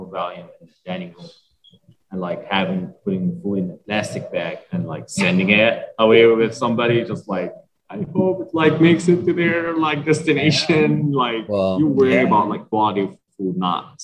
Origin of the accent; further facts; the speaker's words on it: Damascus, Damascus Governorate, Syria; English is a second language; moved away; Damascus, and my hometown.